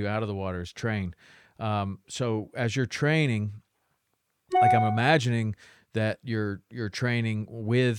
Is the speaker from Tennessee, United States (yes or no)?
yes; Chattanooga, Tennessee, United States; I grew up in Chattanooga, Tennessee.